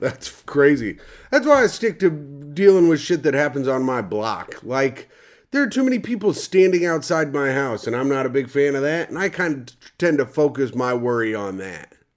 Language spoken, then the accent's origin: English; Indiana, United States; I'm from Indiana